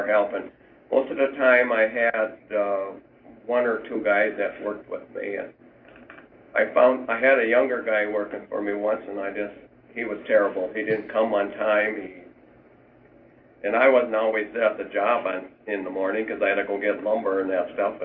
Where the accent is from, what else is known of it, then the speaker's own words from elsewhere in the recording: Hugo, Minnesota, United States; We were born and raised in Hugo